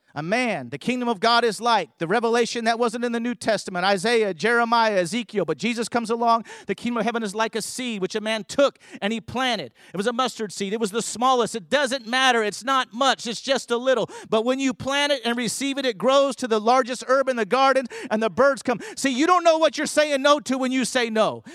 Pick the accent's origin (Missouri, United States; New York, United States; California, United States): California, United States; I grew up in California